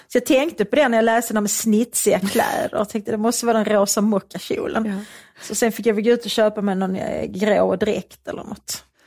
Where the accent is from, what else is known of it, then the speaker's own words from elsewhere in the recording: Svedala, Skåne, Sweden; i Svedala där jag växte upp